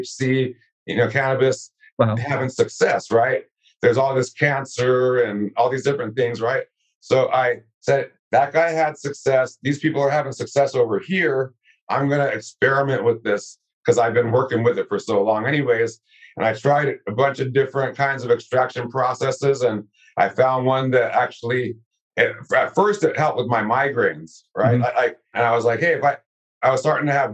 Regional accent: California, United States; born or raised there

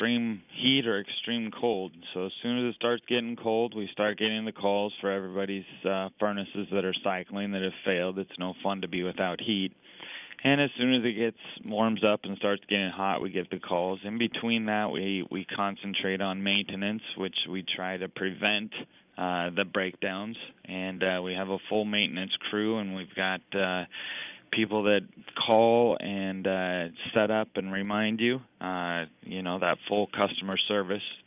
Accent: Prineville, Oregon, United States; moved away; I'm from Prineville.

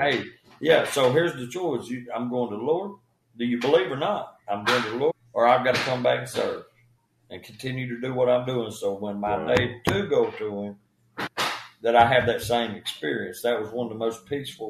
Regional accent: Spring City, Tennessee, United States; born or raised there

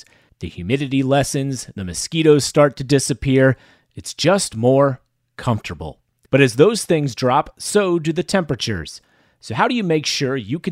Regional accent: Sarasota, Florida, United States; we grew up in Sarasota, Florida

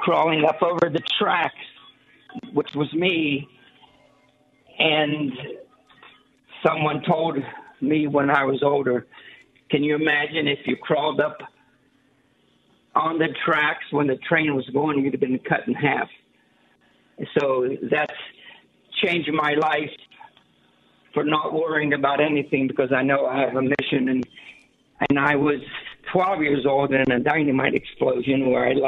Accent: Bridgeport, Ohio, United States; now in Salt Lake City, United States; I'm from Bridgeport, Ohio at that time

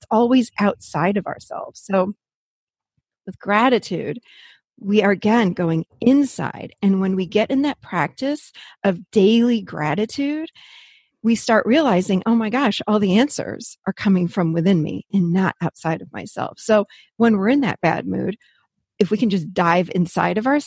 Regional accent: Rochester, New York, United States; born or raised there; moved away as an adult; now in Nashville, United States

